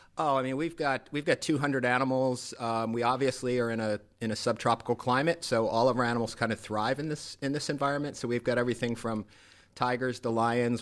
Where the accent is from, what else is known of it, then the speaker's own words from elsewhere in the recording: Rhode Island, United States; moved away as an adult; now in Naples, United States; I am a Rhode Islander